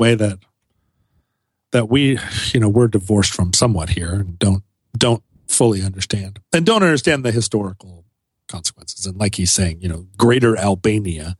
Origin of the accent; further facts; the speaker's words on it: United States; as an American